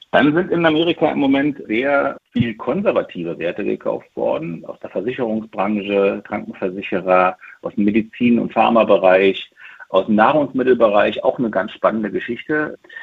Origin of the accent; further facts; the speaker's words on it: East Germany, Germany; ich ein Kind der DDR bin